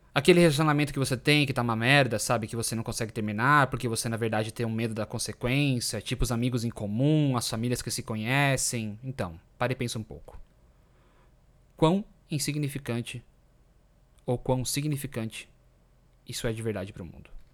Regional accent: Brazil; moved away as an adult; Eu saí do Brasil quando eu tinha 29 anos

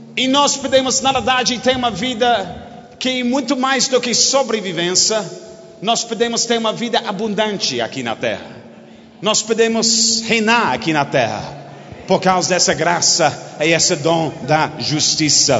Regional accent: United Kingdom; Portuguese is a second language; Você nunca ouviu um britânico pregando

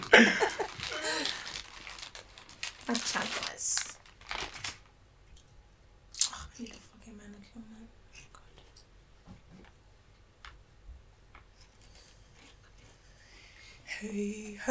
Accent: London, United Kingdom; accent: Londoner; I sound like such a Londoner.

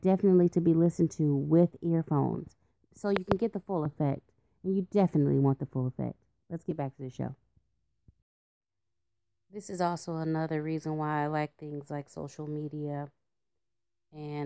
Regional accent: United States

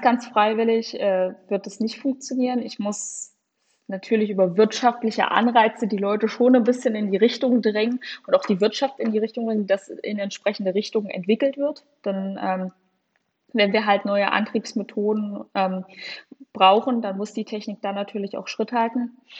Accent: Saxony-Anhalt, Germany; now in Jena, Germany; ich wohne zwar jetzt in Jena, deswegen kenne ich die Unterschiede auch so gut, aber ich komme zwar aus Sachsen-Anhalt, aber das ist mit Thüringen da relativ vergleichbar, total aus dem ländlichen Raum

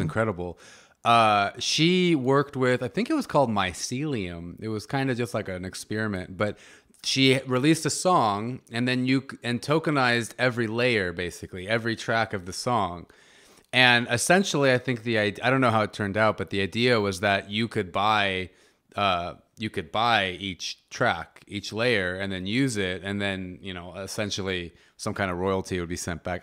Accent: United States; I'm a North American, I'm American

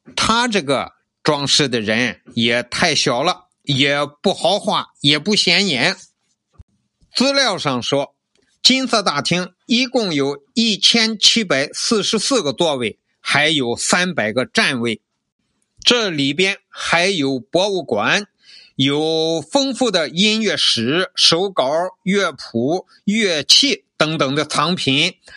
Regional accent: China; 我们中国人

